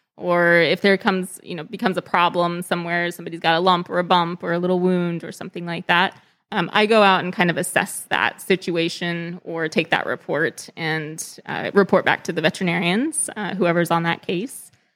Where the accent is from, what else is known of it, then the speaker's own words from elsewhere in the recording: Texas, United States; moved away as an adult; also born or lived in California; I grew up in Texas